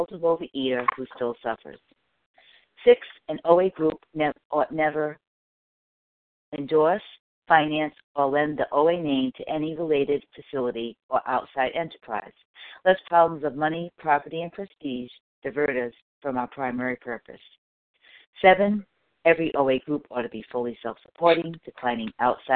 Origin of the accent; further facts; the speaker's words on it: Rhode Island, United States; currently in my home state of Rhode Island